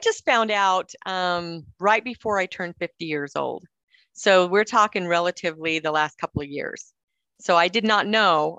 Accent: Cedar City, Utah, United States; also born or lived in Salt Lake City, Utah; I'm from Cedar City, Utah, so there's not a lot of people of color there either.

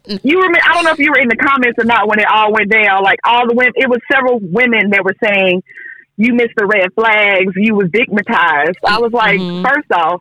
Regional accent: Boley, Oklahoma, United States; I'm from Boley, Oklahoma

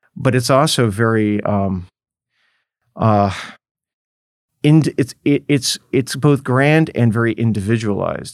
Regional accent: Los Angeles, California, United States; I grew up in Los Angeles

